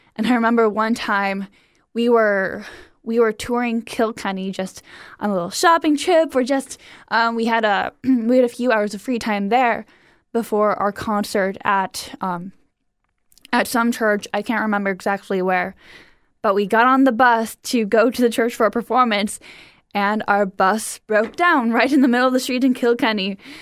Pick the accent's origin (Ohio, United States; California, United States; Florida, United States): Ohio, United States; Cleveland; I grew up in Cleveland, Ohio.